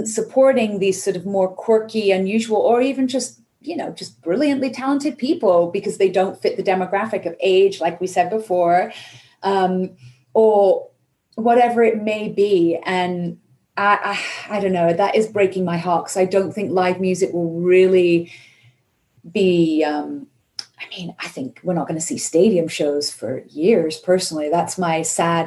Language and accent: English; United Kingdom; now in United States; I'm British